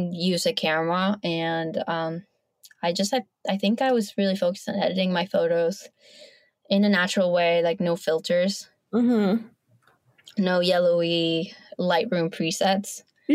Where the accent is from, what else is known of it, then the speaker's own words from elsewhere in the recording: Bogota, Colombia; moved away; And I was born in Colombia. So I got to live and grow up with my maternal grandparents.